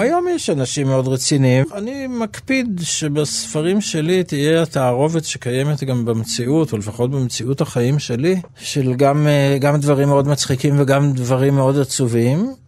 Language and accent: Hebrew; Jerusalem, Jerusalem District, Israel; also born or lived in Nahalal; זה חלק מהחינוך שלי כילד, אה, שחלק ממנו אגב הוא מירושלים ולא לא, לא מנהלל